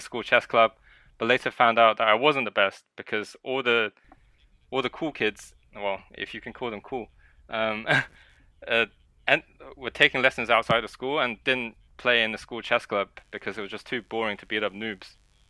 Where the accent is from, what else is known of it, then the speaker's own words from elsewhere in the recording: China; born there; English is a second language; I was born in China, and I was playing various board games, and I just so happened to enjoy chess the most